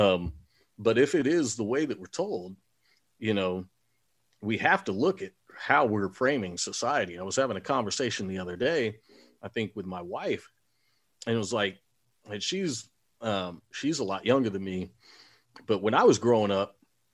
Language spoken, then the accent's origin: English; Texas, United States; I grew up in a time where I'm from Texas and I grew up in the 70s, 80s, and 90s, and man, the redneck kids would come to school in high school with their rifles in their trucks